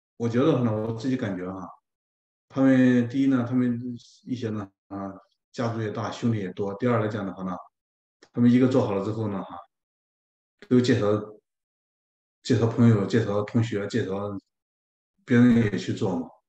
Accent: China; moved away as an adult; now in Toronto, Canada; 我们中国人

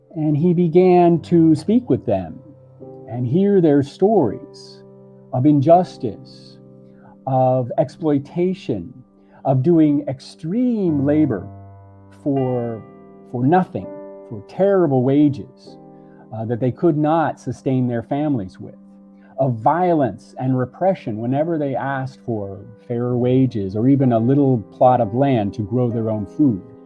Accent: Miami, Florida, United States; also born or lived in Puerto Rico; in Miami, where I grew up

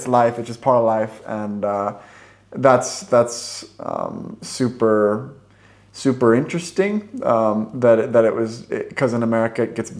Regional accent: Vancouver, Washington, United States; moved away as an adult; now in Stockholm, Sweden; I'm from just outside Portland, Oregon, but actually on the Washington state side. So the town is called Vancouver, Washington

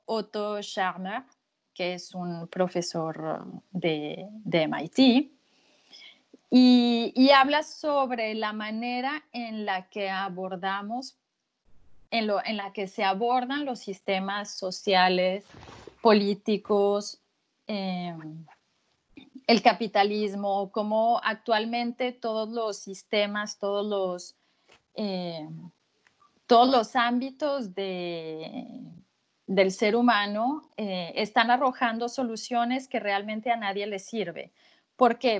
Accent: Mexico; moved away as an adult; now in Lyon, France; soy mexicana y ya eh, llevamos 15 años instalados en, en Francia y casi 10 en Lyon

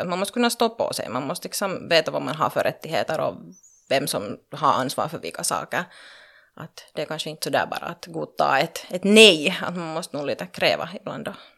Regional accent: Loviisa, Uusimaa, Finland; also born or lived in Pernå; jag har växt upp så att säga i Lovisa-regionen

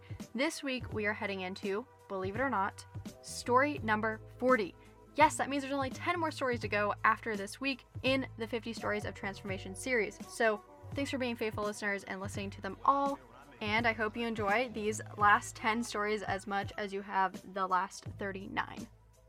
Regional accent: Clearfield, Pennsylvania, United States; I'm from Clearfield, Pennsylvania.

